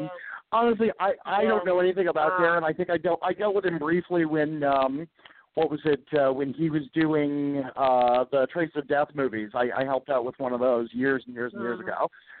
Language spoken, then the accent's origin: English; Ohio, United States; born or raised there